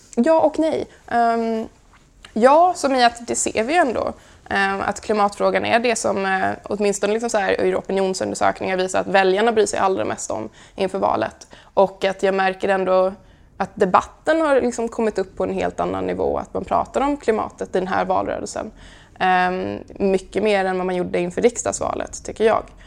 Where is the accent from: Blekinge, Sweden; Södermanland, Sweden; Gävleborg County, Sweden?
Blekinge, Sweden; Karlskrona; När jag som 16-åring startade min första miljöorganisation hemma i Karlskrona